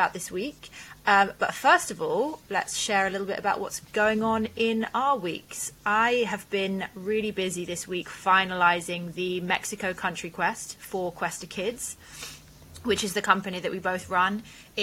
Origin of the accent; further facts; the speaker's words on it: Wales, United Kingdom; also born or lived in Lebanon; the Welsh castles that I spent my childhood exploring